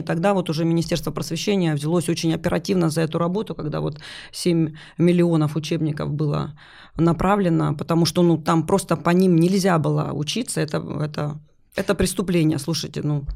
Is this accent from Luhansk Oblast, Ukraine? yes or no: yes; Luhansk, Luhansk Oblast, Ukraine; moved away as an adult; also born or lived in Vorkuta; Я вообще сама из Луганска